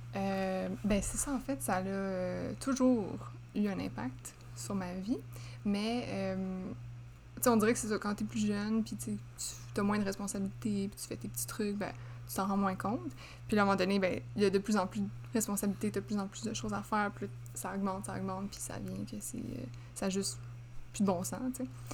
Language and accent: French; Laval, Quebec, Canada; je viens de Laval